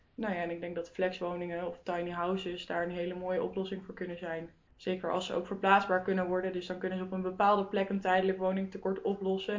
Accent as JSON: {"language": "Dutch", "town": "Zutphen", "region": "Gelderland", "country": "Netherlands", "said": "ik kom dus uit Zutphen"}